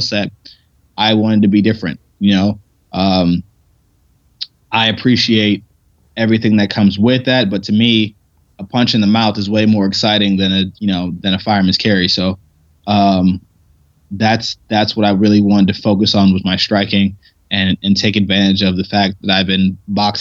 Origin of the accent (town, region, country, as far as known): Ohio, United States; moved away; also born or lived in Pittsburgh